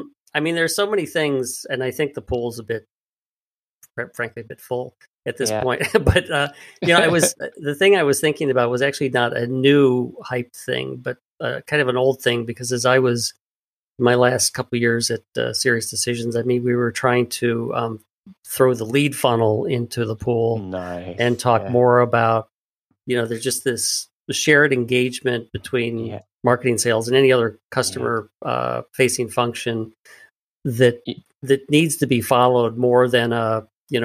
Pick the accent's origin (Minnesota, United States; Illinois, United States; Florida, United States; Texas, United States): Illinois, United States; Chicago; my hometown of Chicago